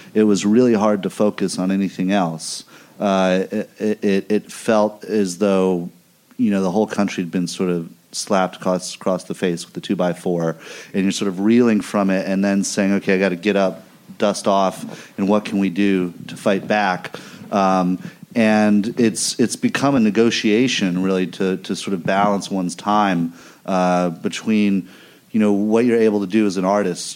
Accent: Missouri, United States; moved away; I grew up in the part of the country that elected this guy

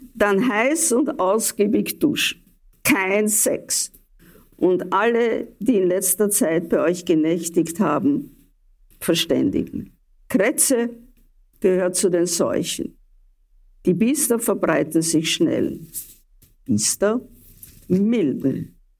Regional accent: Vienna, Austria; ich bin eine Wienerin der zweiten oder dritten Generation

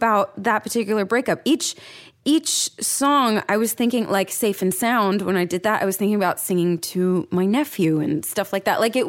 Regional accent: Seattle, Washington, United States; moved away as an adult; also born or lived in Southern Oregon / New York / Los Angeles; I'm from Seattle. I moved to Southern Oregon to live on my own and see if I could support myself.

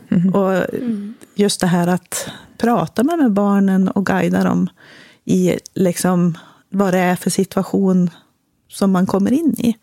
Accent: Västernorrland County, Sweden; moved away as an adult; also born or lived in Germany / United States / Uppsala; uppe i Västernorrland, där jag kommer ifrån. Eller i Ångermanland

